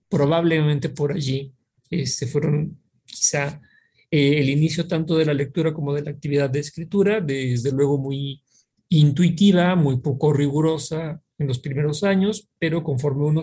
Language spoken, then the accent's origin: Spanish; Pachuca, Hidalgo, Mexico; also born or lived in Mexico City / Baja California Sur; yo nací en la Ciudad de México, después del temblor del 85 vinimos a Pachuca Hidalgo, un par de años después tuvimos la oportunidad de eh, ir, a eh, vivir algunos años en Baja California